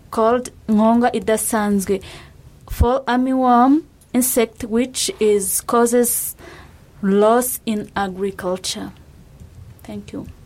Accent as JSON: {"language": "Japanese", "country": "Rwanda", "tie": "born or raised there", "second_language": "Japanese", "moved": "as an adult", "lives_now": "Japan", "said": "ルワンダ出身です"}